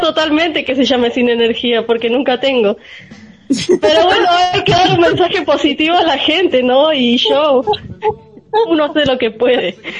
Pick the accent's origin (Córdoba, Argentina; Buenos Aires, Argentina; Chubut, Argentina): Buenos Aires, Argentina; Argentina, Buenos Aires.